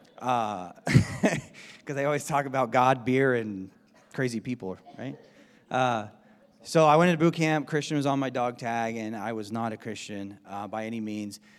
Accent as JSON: {"language": "English", "region": "Southern California", "country": "United States", "tie": "born or raised there", "moved": "as an adult", "lives_now": "Spokane, United States", "said": "We grew up in Southern California"}